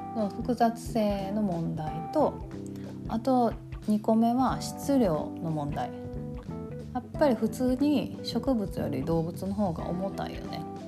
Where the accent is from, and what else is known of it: Kansai, Japan; accent: Kansai-ben